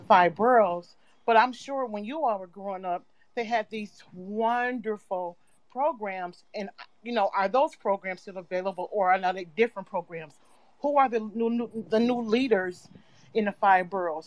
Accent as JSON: {"language": "English", "region": "Midwest", "country": "United States", "moved": "yes", "lives_now": "New York, United States", "said": "I'm from the Midwest"}